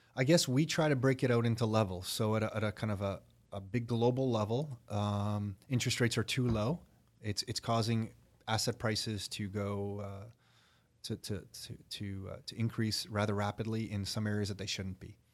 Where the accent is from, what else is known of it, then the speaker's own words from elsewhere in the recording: Toronto, Ontario, Canada; I was born in Toronto